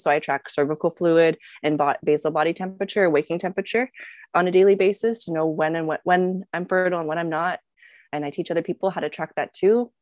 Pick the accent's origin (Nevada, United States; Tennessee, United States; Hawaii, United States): Nevada, United States; Las Vegas; I grew up in Vegas